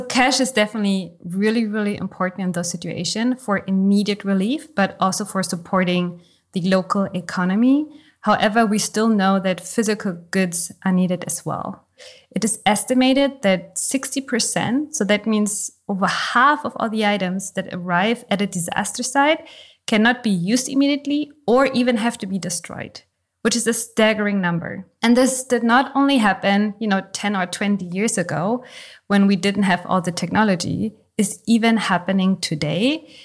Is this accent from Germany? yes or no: yes; Germany; I was born in East Germany.